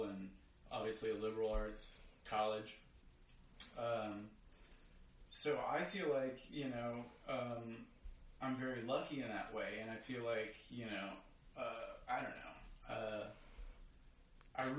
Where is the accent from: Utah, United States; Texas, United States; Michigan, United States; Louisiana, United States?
Louisiana, United States; Baton Rouge; I grew up in Baton Rouge, Louisiana